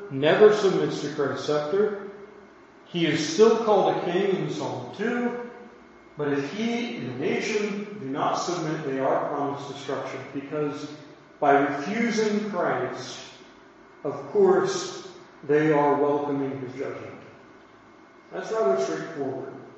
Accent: United States; I'm an American.

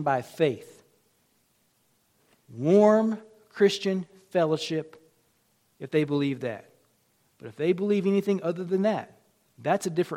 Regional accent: United States; I'm an American too

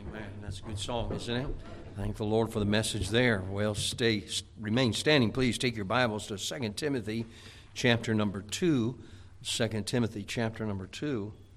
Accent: United States; moved away; I grew up in Chicagoland area, and, uh, which is right between where I lived was between Chicago and Gary, Indiana

